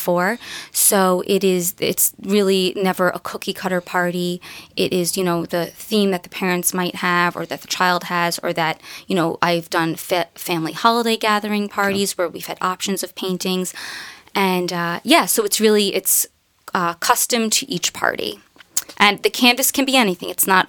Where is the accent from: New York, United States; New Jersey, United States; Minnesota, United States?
New York, United States; New York City; where I grew up in Queens.